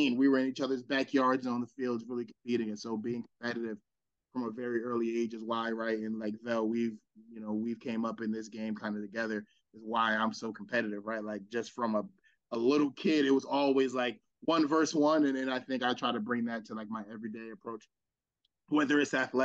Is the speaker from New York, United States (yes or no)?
no; Burlington Township, New Jersey, United States; I'm from Burlington Township originally, South Jersey